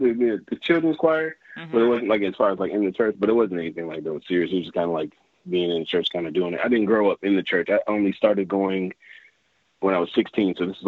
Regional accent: Fredericksburg, Virginia, United States; also born or lived in Washington, D.C. / Upper Marlboro, Maryland; Fredericksburg, Virginia. So really the DMV area. So I was born in D.C. Then I moved to Maryland, Upper Marlboro, Maryland. And then I moved down to Fredericksburg.

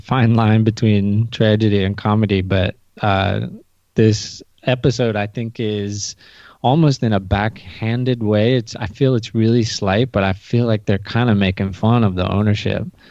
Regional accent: United States; as an American watcher

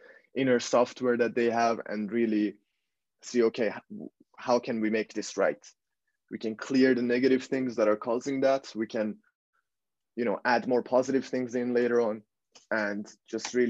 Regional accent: Iran; now in Netherlands; I was born and raised in Iran

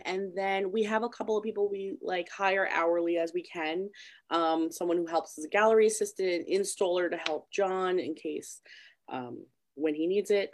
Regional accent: Patchogue, New York, United States; I'm like born and raised in Patchogue, so it's kind of funny that I'm also still there

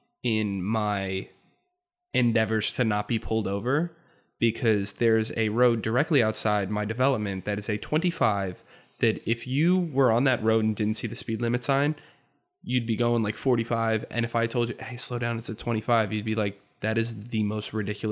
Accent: New Jersey, United States; but I'm also from Central Jersey.

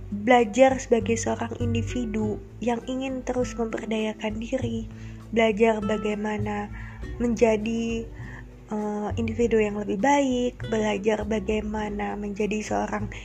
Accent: Bandung, West Java, Indonesia; posisi saya saat ini sedang di Bandung dan memang asalnya saya juga asli orang Bandung

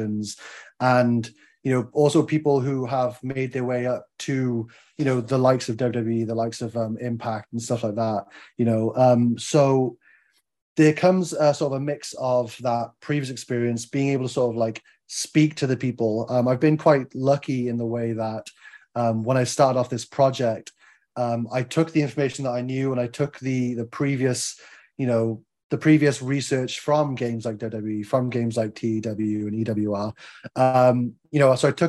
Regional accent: Wales, United Kingdom; I'm Welsh

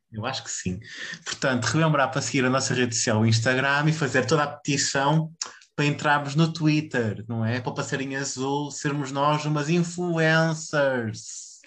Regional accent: Pinheiros, Portugal; a minha terrinha

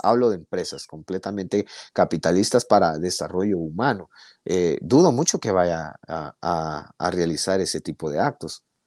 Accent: Guatemala; somos nosotros los guatemaltecos

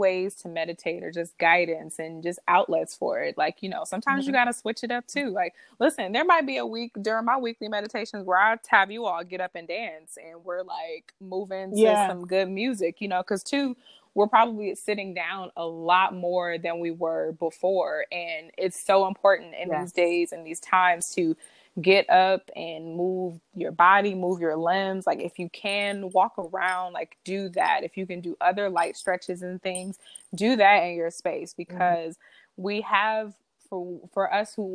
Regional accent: Detroit, Michigan, United States; moved away as an adult; also born or lived in Washington, D.C. area (DMV) / New York / California; I'm from Detroit

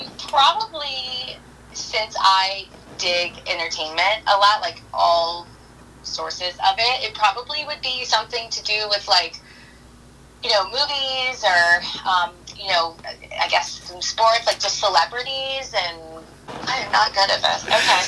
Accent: the South, United States; Okay, so I'm from the South.

